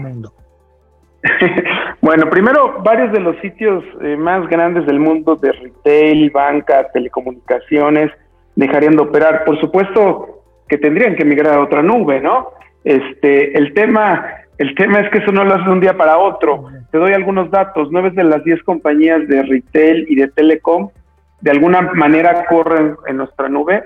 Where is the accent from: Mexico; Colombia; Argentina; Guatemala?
Mexico; soy eh, mexicano de nacimiento